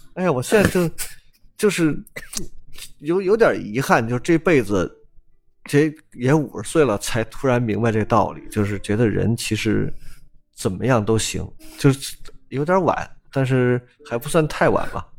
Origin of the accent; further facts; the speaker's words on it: Guangzhou, Guangdong, China; 这跟我们广州不一样